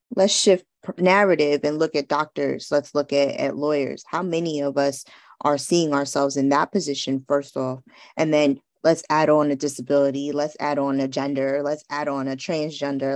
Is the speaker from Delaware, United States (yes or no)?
no; New York City, New York, United States; I'm growing up in New York